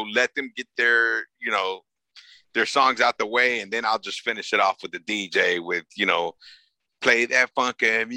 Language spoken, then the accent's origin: English; Los Angeles, California, United States; I'm a kid from South LA, right? South Central LA.